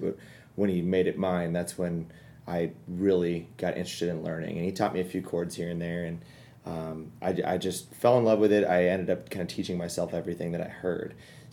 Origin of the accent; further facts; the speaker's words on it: Kansas City, United States; I'm from Kansas City